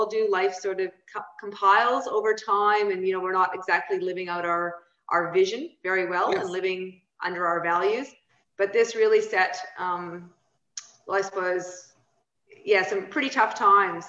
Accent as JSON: {"language": "English", "region": "Saskatchewan", "country": "Canada", "tie": "born or raised there", "moved": "yes", "lives_now": "Australia", "said": "I grew up in small town Saskatchewan, right next to the Montana border in America."}